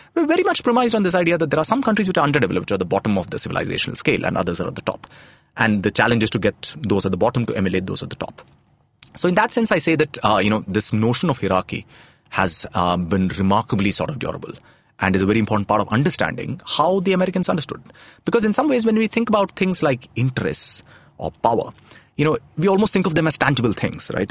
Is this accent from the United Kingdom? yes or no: no; Tamil Nadu, India; my home state of Tamil Nadu